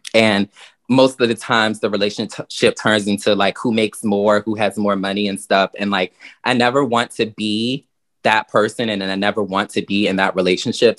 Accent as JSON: {"language": "English", "region": "Virginia", "country": "United States", "moved": "yes", "lives_now": "New York, United States", "said": "I come from Virginia"}